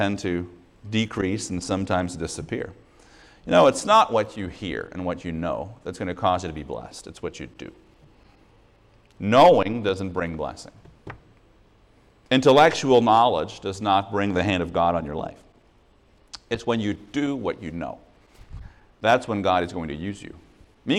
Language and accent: English; Montreal, Quebec, Canada; I'm from Montreal